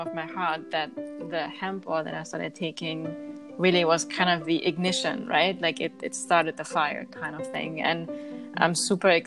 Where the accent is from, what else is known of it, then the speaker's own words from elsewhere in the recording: Germany; moved away; I grew up in Germany eating organic foods